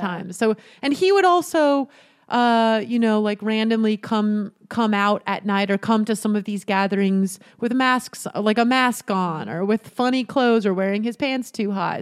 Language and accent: English; Utah, United States; I grew up in Utah